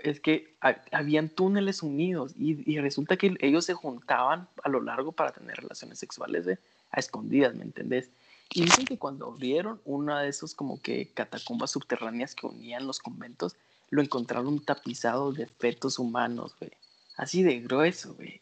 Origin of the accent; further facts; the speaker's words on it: Panajachel, Sololá, Guatemala; yo crecí en Pana